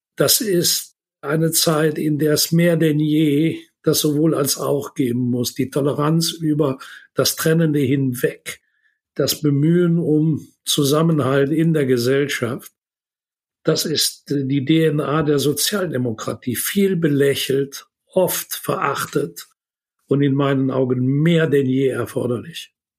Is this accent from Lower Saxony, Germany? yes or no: no; Würselen, North Rhine-Westphalia, Germany; die Aula des Gymnasiums das ich besucht habe in meiner Heimatstadt in Würselen